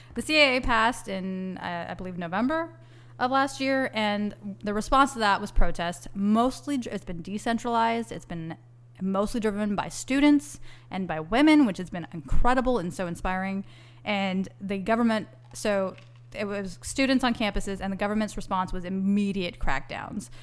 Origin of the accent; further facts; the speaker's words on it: Texas, United States; also born or lived in New York; I'm an American and a Texan